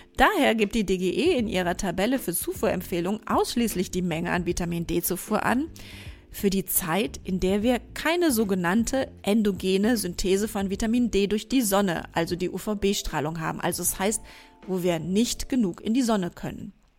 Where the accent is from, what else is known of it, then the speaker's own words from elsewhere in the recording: Germany; bei uns in Deutschland